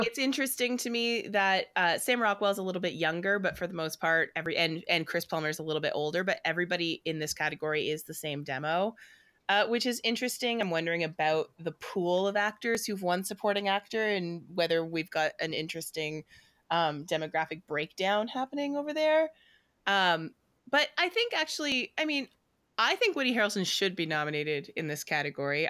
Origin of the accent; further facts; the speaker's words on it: Canada; as a Canadian and specifically as a Canadian theater person